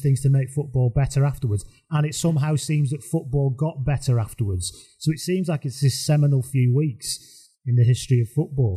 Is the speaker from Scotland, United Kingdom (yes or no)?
no; Lancashire, North West England, United Kingdom; I'm from Lancashire, so I went to Blackpool with my family